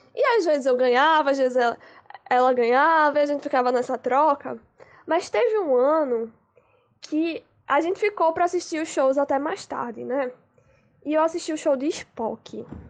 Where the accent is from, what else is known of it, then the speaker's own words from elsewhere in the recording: Recife, Pernambuco, Brazil; eu tenho 22 anos, sou de Recife, Pernambuco